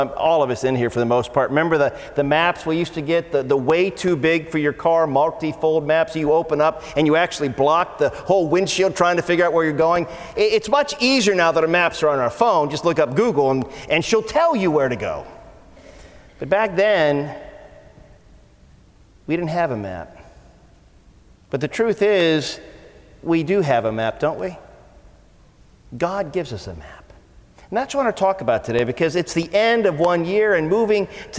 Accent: Canton, Ohio, United States; I grew up in Canton, Ohio

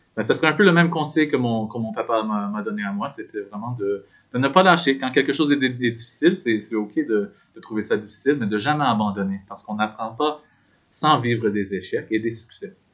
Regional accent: New Liskeard, Ontario, Canada; moved away as an adult; also born or lived in Toronto; now in Victoria, Canada; j'ai grandi dans le nord de l'Ontario, dans une petite communauté qui s'appelle New Liskeard

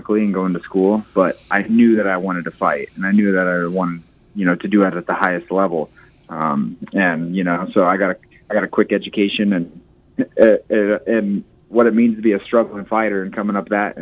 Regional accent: Jefferson, Iowa, United States; I'm still the same kid that, you know, I was when I grew up in Jefferson, Iowa

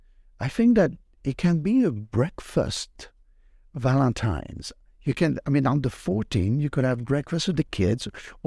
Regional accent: Brittany, France; I'm from Brittany, France, where we have tons of oysters

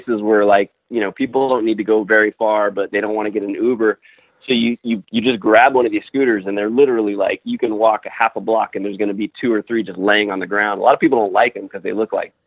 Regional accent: Miami, Florida, United States; moved away as an adult; also born or lived in Rochester, New York; now in Los Angeles, United States; I grew up in Miami, Florida

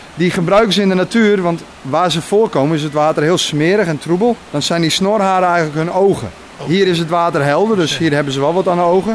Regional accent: Friesland, Netherlands; now in Luttelgeest, Netherlands; Ik kom van oorsprong uit Friesland

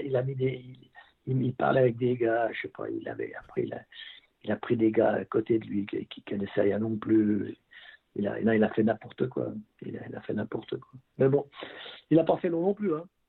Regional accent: Vernier, Geneva, Switzerland; also born or lived in Beauvais; quand je venais des juniors de Vernier

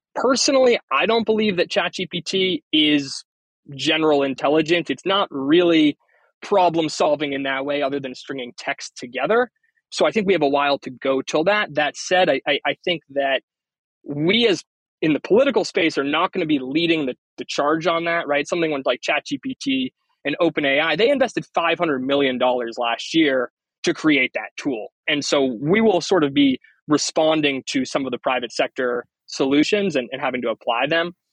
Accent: Northeast, United States; also born or lived in Maine / New York City; I'm originally from the Northeast

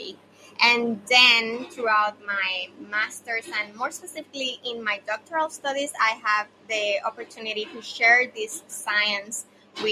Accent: Yauco, Puerto Rico; also born or lived in Ponce, Puerto Rico; now in San Juan, Puerto Rico; I grew up in Yauco, Puerto Rico, but I was born in Ponce.

